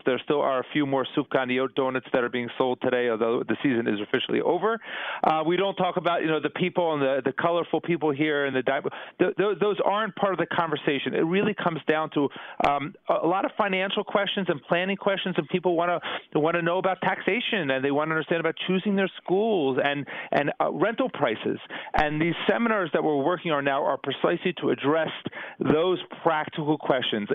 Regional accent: New Jersey, United States; moved away as an adult; now in Jerusalem, Israel; I grew up in I grew up in New Jersey

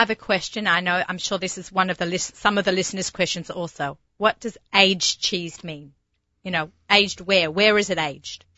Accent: Australia; accent: Australian; my Australian accent

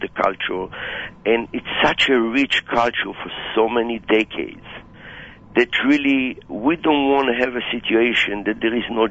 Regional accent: Israel; Growing up in Israel

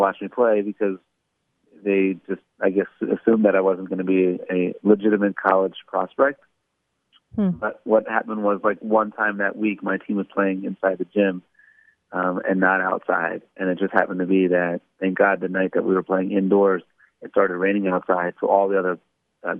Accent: Baltimore, Maryland, United States; I grew up in Baltimore, Maryland.

